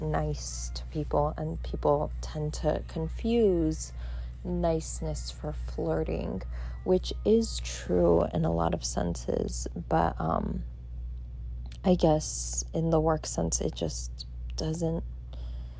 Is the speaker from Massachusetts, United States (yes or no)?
no; Southern California, United States; I'm from SoCal.